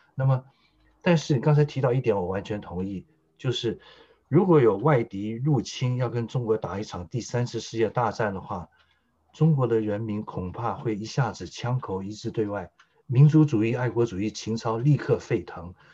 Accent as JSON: {"language": "Chinese", "country": "Taiwan", "tie": "born or raised there", "said": "台湾是我心灵的故乡，是养我的故乡"}